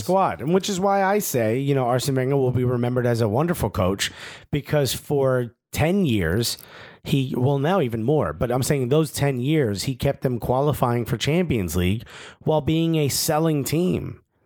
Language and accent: English; United States; we're American